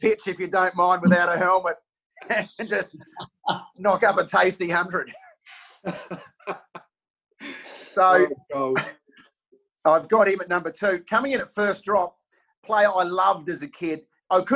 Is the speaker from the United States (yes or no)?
no; South Australia, Australia; growing up in South Australia